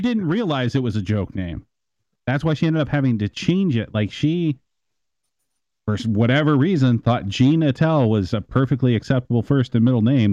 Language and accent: English; Midwest, United States; I'm from the Midwest